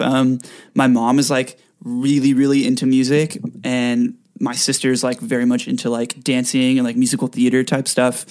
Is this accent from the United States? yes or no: yes; Rancho Santa Margarita, California, United States; also born or lived in Mission Viejo, California; now in Los Angeles, United States; I lived in Rancho Santa Margarita for most of my life.